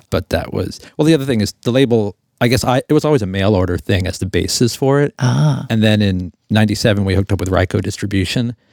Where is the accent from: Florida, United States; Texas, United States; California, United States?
Florida, United States; Fort Lauderdale; I was in Fort Lauderdale.